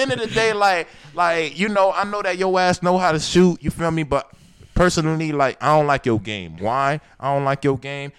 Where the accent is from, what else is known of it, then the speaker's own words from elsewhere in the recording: Miami, Florida, United States; we grew up in Miami